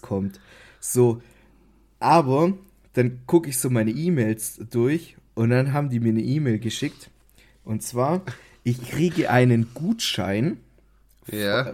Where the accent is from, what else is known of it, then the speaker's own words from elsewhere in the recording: Baden-Württemberg, Germany; ich als Schwabe